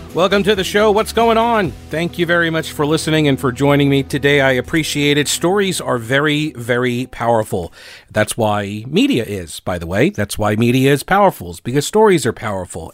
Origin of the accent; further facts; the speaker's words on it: New York City, New York, United States; moved away; I'm, I'm originally from New York, and I thought the world revolved around New York City as well. And then I left New York thirty years ago